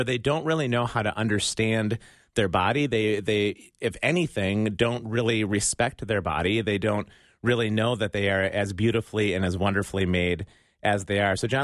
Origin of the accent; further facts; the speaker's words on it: United States; accent: American; my American accent